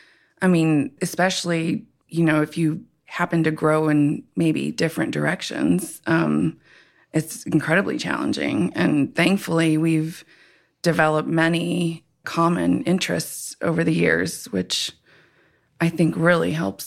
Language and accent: English; Tucson, Arizona, United States; I was born and raised here in Tucson, Arizona, and work in cancer research.